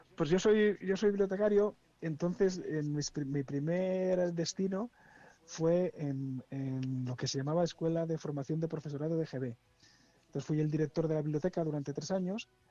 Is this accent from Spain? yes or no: yes; Esguevillas de Esgueva, Castile and León, Spain; also born or lived in Valladolid; mi pueblo es Esguevillas de Esgueva, ¿no? Un, pueblo está a 30 kilómetros de, de, Valladolid